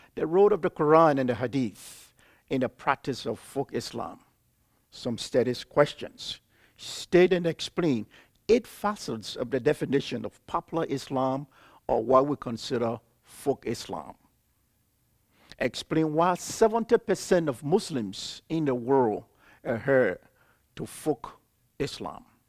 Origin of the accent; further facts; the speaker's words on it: Liberia; I was born and raised in Liberia.